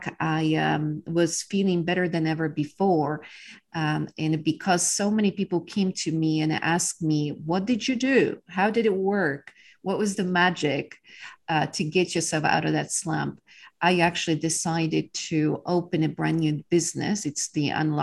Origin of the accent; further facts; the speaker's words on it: Poland; English is a second language; moved away as an adult; now in Texas, United States; I was born in Poland during the times of communism